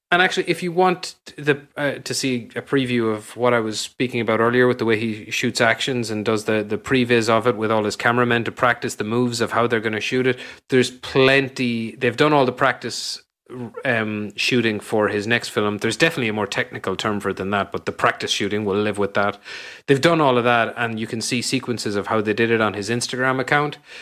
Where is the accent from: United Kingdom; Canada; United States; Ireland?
Ireland; Ennis, Munster; my hometown in Ireland, in Ennis